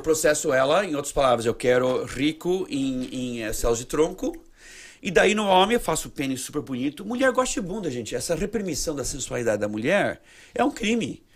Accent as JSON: {"language": "Portuguese", "country": "Brazil", "moved": "yes", "lives_now": "United States", "said": "eu, com vim do Brasil, para uma família mormon"}